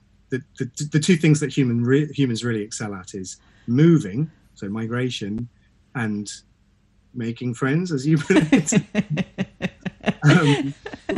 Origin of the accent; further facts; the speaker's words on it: Suffolk, East of England, United Kingdom; I'm from East Anglia